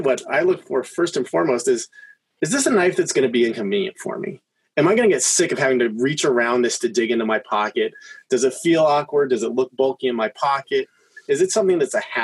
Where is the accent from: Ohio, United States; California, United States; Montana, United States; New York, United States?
California, United States; San Diego; I grew up in San Diego